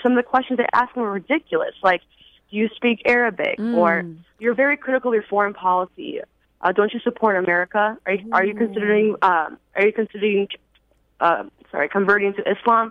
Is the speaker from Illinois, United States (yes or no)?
yes; Schaumburg, Illinois, United States; my community, I lived in Schaumburg, Illinois